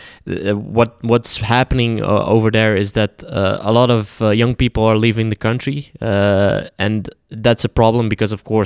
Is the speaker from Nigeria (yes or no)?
no; Netherlands; also born or lived in Bosnia and Herzegovina; I came at like age 2, so I was even earlier in my life. So I've pretty much known just the Netherlands for the whole of my life.